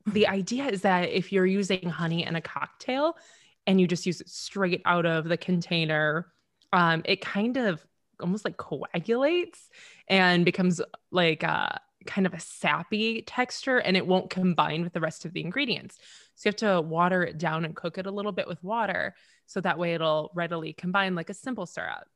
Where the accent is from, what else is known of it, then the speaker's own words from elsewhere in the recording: Temperance, Michigan, United States; my hometown. It is Wee Little Temperance, Michigan